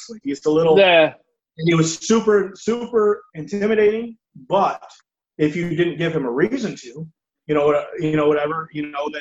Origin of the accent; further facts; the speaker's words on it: Elmira, New York, United States; my hometown in Elmira